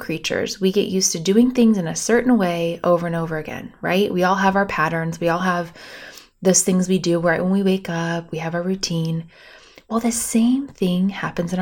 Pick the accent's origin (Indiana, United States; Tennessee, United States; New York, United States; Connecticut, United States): Indiana, United States; Bloomington; I grew up on Lake Monroe in Bloomington, Indiana, which I proudly have to say is the largest man-made lake in our state